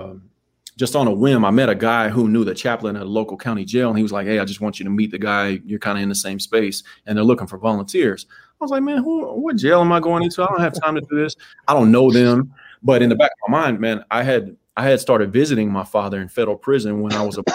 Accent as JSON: {"language": "English", "town": "Arlington", "region": "Texas", "country": "United States", "tie": "born or raised there", "moved": "yes", "said": "I'm from Arlington, Texas, dog. I'm from the middle. My mom and the network I had behind me did a fantastic job of raising my sister and my brother"}